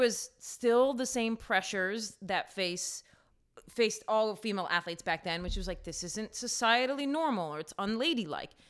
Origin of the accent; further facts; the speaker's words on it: New York, United States; I grew up in New York